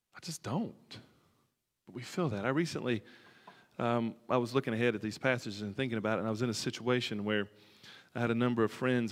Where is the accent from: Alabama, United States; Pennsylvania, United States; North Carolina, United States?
Alabama, United States; near the Tennessee River; I grew up near the Tennessee River